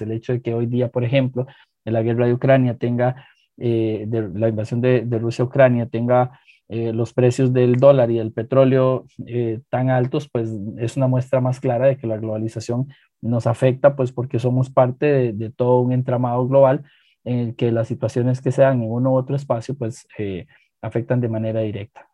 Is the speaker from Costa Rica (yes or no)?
yes; Costa Rica; nuestra identidad como costarricenses